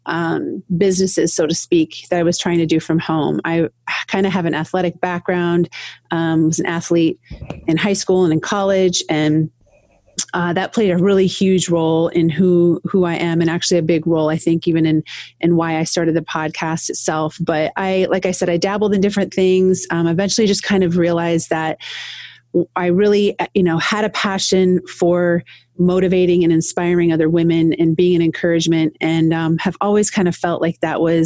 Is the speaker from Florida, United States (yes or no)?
no; Iowa, United States; now in Toledo, United States; born and raised in Iowa. So in a very small town